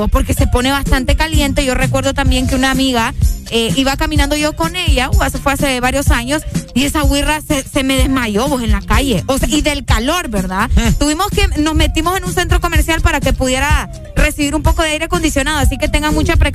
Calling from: Choluteca, Honduras; de Choluteca.

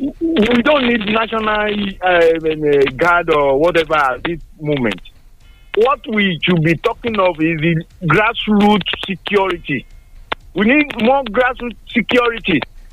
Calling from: Tongo, Nigeria; I'm calling from Tongo.

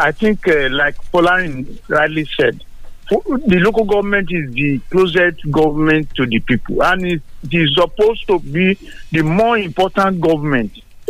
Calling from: Songo, Nigeria; Engineer Folabi, I'm calling from Songo.

